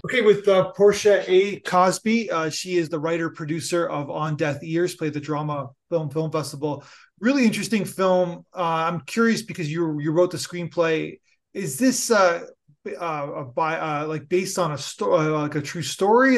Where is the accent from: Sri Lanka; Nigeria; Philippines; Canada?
Canada; I'm a Canadian